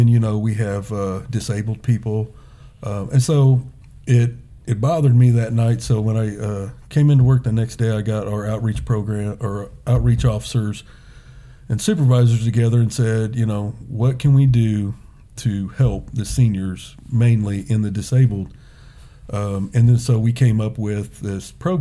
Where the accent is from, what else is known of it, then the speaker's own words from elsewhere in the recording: Indianapolis, Indiana, United States; I was born and raised on the South Side, Perry Township